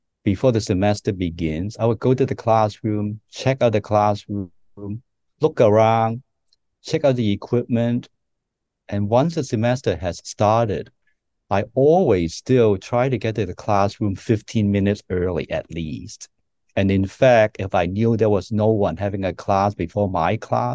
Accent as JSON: {"language": "English", "country": "Hong Kong", "tie": "born or raised there", "moved": "yes", "lives_now": "United States", "said": "I grew up in Hong Kong"}